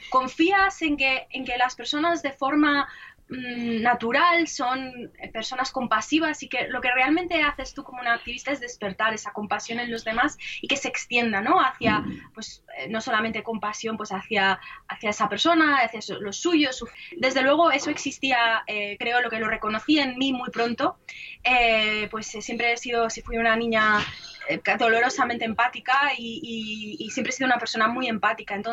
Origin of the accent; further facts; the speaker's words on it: Spain; moved away; en el 2001, eh, me fui de España, me fui a vivir a Irlanda porque mi familia es de origen irlandés